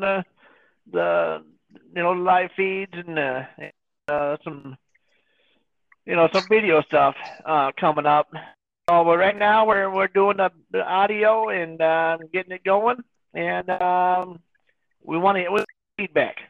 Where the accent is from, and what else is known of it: United States